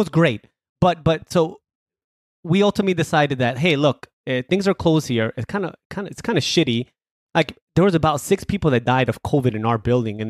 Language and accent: English; New York, United States; also born or lived in Colombia; So I was born in Colombia, but I came to the States when I was 5. So when people often ask me, where are you from? It's just easier to say I'm from New York.